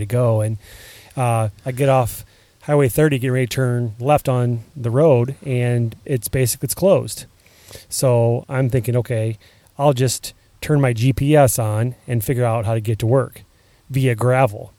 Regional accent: Iowa, United States; I'm proud when I go on vacation somewhere and hey, where are you from? And it's Iowa

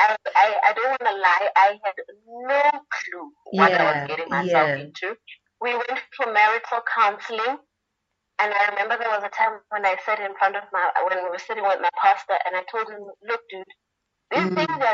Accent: Polokwane, Limpopo, South Africa; also born or lived in Soweto, Gauteng; Soweto born, mm-hmm. but brought up in Polokwane. We came here in 1994, so I basically am a Limpopian

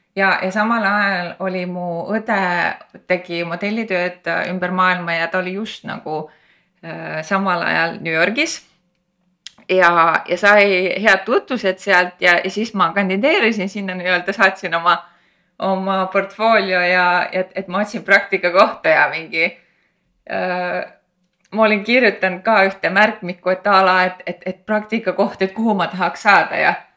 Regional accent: Põltsamaa, Jõgeva County, Estonia; ma olen pärit Põltsamaalt, väiksest linnast

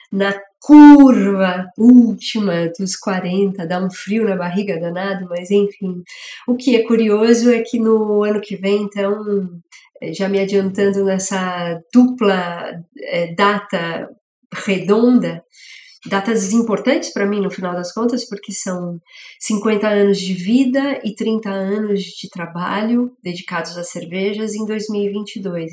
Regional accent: São Paulo, Brazil; also born or lived in England; eu sou de São Paulo, nasci né, na região da zona leste da cidade

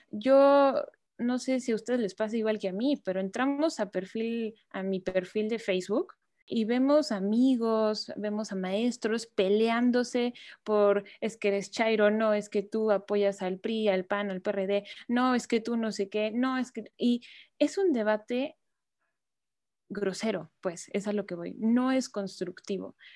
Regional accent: Mexico

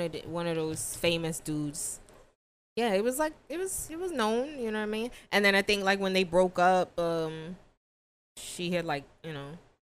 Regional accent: Jamaica; Guys, I'm Jamaican.

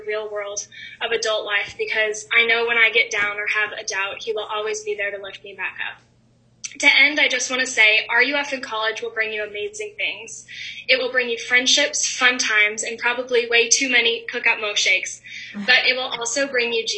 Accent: Wisconsin, United States; moved away as an adult; also born or lived in Lexington, Kentucky; I came to UK from Wisconsin not knowing a soul

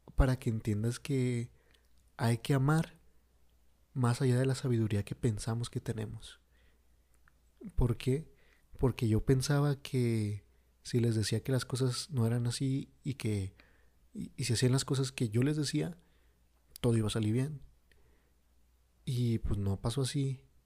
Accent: Mexico; mi México bonito

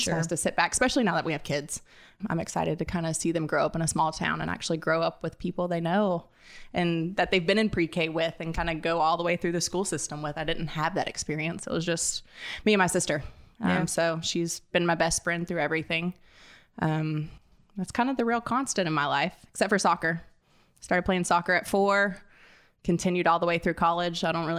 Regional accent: Roswell, United States; also born or lived in Virginia / Texas / Mississippi; I guess originally I kind of claim I'm from Roswell. my extended family is all from Jackson, Mississippi. I moved around a lot when I was younger. My dad's job took us anywhere from Virginia to Texas, back to Mississippi

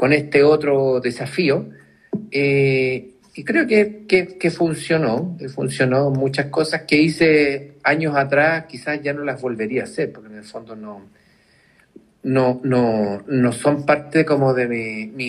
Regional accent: Chile; es parte de la, idiosincrasia de, nosotros como, chilenos.

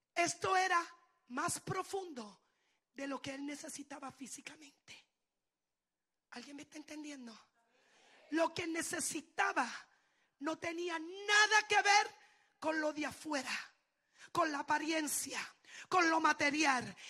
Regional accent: Puerto Rico; yo soy puertorriqueña.

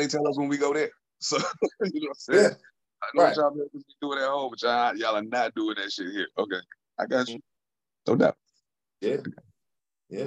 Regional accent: United States; I was born and raised in America

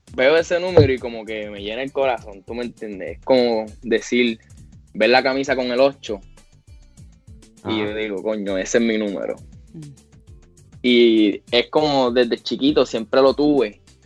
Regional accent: Puerto Rico; moved away; los puertorriqueños jugamos con el corazón

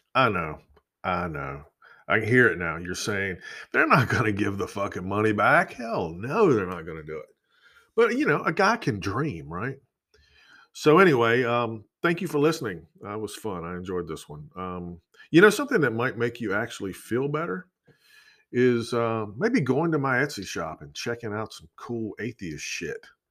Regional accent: Georgia, United States; where I grew up in Georgia

